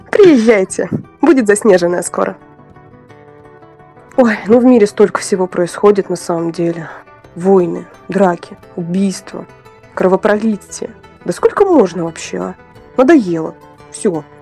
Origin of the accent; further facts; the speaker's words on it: Siberia, Russia; Я действительно из Сибири, но пока еще не заснеженный.